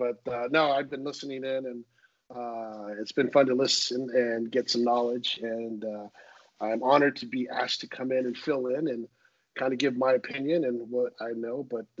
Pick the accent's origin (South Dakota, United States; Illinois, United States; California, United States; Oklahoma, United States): California, United States; Southern; moved away as an adult; also born or lived in Central Coast, California; now in Sonoma, United States; I live up in Sonoma. I'm originally from Southern Cal, but went to school at Cal Poly, Central Coast, and then I was up in Northern California. So I ended up in wine country